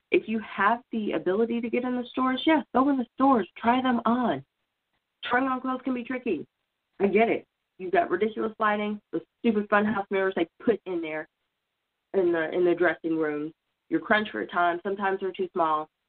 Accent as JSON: {"language": "English", "region": "Oklahoma", "country": "United States", "moved": "yes", "said": "I'm originally from Oklahoma"}